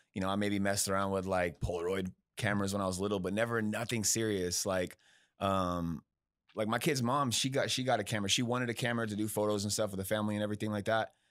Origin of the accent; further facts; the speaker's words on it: Bakersfield, California, United States; moved away as an adult; now in Texas, United States; I'm from Bakersfield